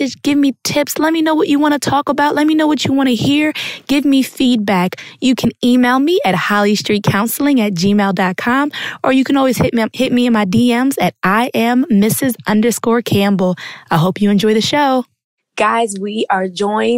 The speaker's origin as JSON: {"language": "English", "town": "Harrisburg", "region": "Pennsylvania", "country": "United States", "moved": "yes", "lives_now": "Philadelphia, United States", "said": "I'm going home"}